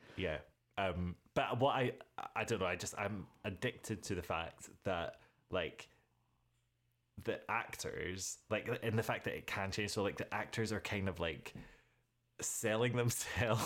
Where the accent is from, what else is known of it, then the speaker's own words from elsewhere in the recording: United Kingdom; being British